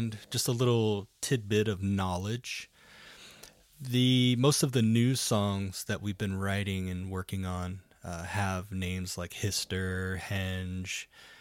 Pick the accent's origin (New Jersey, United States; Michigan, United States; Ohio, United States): Ohio, United States; now in Arizona, United States; Being that I'm born and raised in Ohio, all of my family is back in Ohio